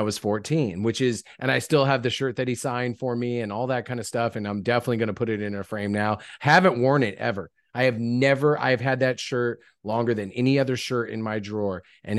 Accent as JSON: {"language": "English", "town": "Lancaster", "region": "California", "country": "United States", "tie": "born or raised there", "said": "I was actually hosting a wrestle radio show in my hometown of Lancaster, California"}